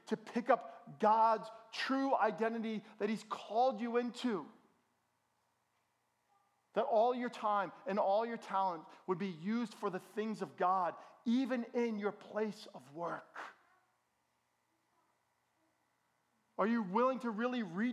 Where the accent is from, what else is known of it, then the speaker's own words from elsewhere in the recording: Bergen County, New Jersey, United States; I grew up in Bergen County.